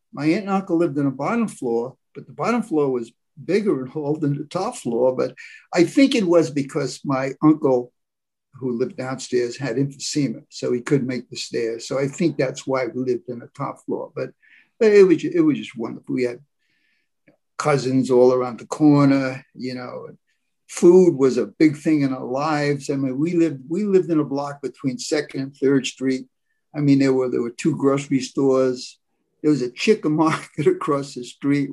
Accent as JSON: {"language": "English", "town": "New Rochelle", "region": "New York", "country": "United States", "tie": "born or raised there", "said": "I was brought up in the West, okay, up the West, West New Rochelle, New York, 45 minutes from Broadway"}